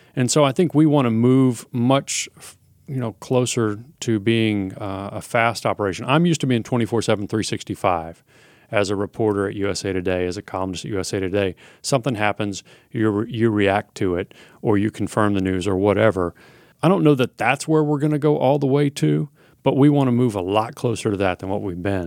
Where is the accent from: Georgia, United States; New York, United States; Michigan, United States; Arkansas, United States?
Arkansas, United States; Little Rock; moved away as an adult; also born or lived in Oklahoma City, Oklahoma / Eugene, Oregon; I grew up in Little Rock, Arkansas